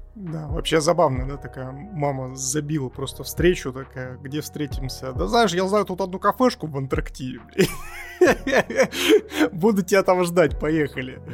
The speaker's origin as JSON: {"language": "Russian", "region": "Siberia", "country": "Russia", "said": "я как сибиряк могу э, примерно представить, что это такое, и могу даже поделиться опытом, что такое, блин, жить в снегу 10 месяцев в году"}